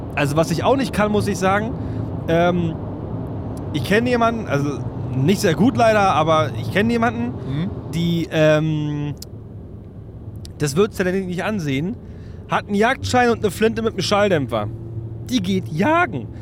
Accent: Berlin, Germany; bei uns in Berlin

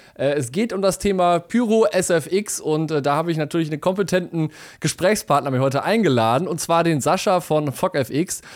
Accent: Essen, North Rhine-Westphalia, Germany; ich bin in Essen aufgewachsen.

